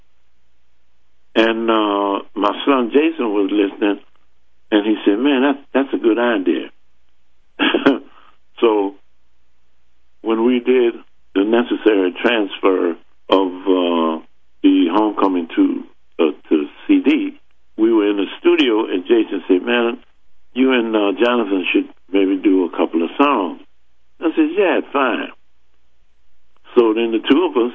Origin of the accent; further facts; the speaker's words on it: New Orleans, Louisiana, United States; We're both from New Orleans